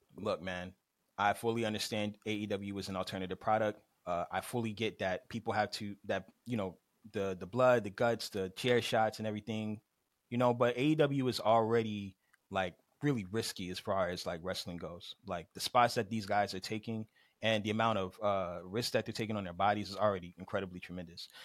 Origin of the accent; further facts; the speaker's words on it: Miami, Florida, United States; I'm from Miami